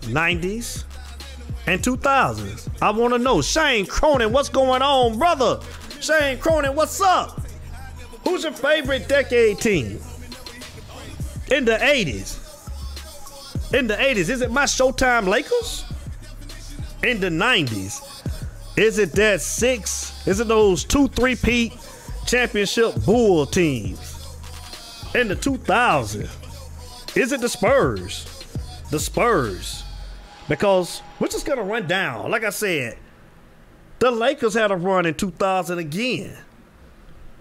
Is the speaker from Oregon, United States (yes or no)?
no; Avon Park, Florida, United States; accent: country; my hometown in Avon Park, Florida